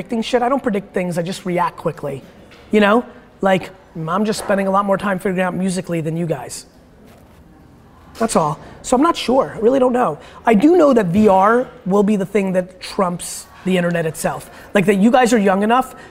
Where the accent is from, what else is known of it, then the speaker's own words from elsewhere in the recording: Dover, United States; English is a second language; I wasn't born here. My first interaction with American kids when I was like 4 in Dover